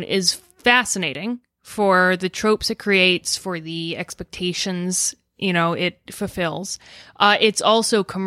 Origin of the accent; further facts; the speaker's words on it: Arizona, United States; My family are Texan. I grew up in Arizona